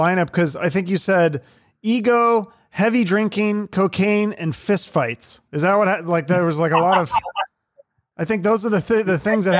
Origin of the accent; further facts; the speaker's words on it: Seattle, Washington, United States; I'm from Seattle, so I grew up with all that stuff